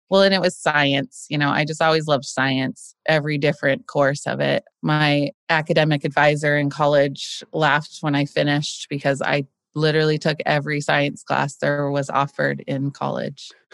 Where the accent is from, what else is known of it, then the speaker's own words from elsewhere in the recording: Boise, Idaho, United States; my growing up in Boise